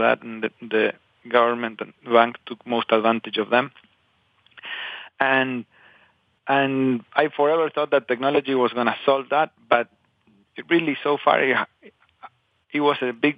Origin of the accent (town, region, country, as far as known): Patagonia, Argentina; born or raised there; moved away